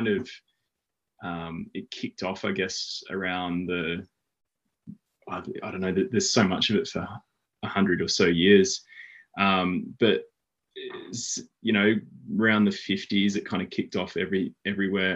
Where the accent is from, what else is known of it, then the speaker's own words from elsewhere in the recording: Brisbane, Queensland, Australia; moved away as an adult; now in Blue Mountains, Australia; I grew up in Brisbane, which is now 1,000 kilometres north of where I now live in the Blue Mountains.